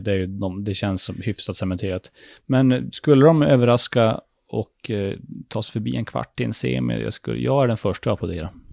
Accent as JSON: {"language": "Swedish", "town": "Luleå", "region": "Norrbotten County", "country": "Sweden", "said": "Vi är ju från Luleå"}